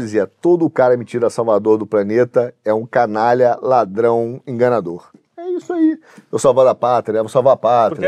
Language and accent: Portuguese; Brazil; a gente aqui no Brasil